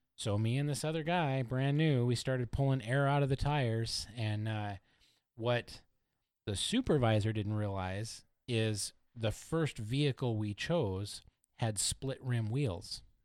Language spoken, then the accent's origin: English; Oregon, United States; moved away as an adult; also born or lived in Indiana; I was from Oregon, and I was stationed in Indiana